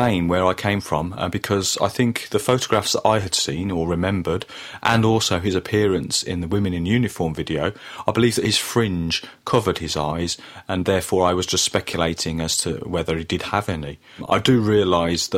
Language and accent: English; Birmingham, West Midlands, United Kingdom; when I was growing up in Birmingham in the 1980s